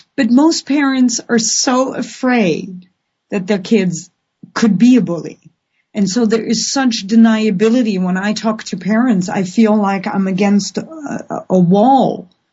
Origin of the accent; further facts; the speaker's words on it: Netherlands; now in Vancouver, Canada; I have a Dutch passport and I feel Dutch.